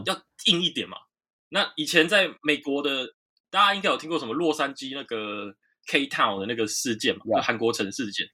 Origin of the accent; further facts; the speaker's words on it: Taiwan; moved away as an adult; now in Seoul, South Korea; 我是台湾来的